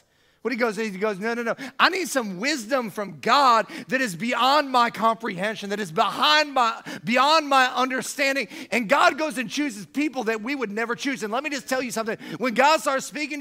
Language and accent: English; Siesta Key, Florida, United States; I lived on Siesta Key. That's where I grew up in the Sarasota-Bradenton area